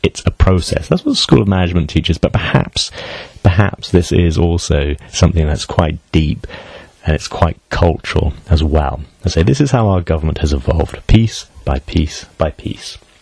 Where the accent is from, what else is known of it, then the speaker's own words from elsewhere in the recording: United Kingdom; I'm British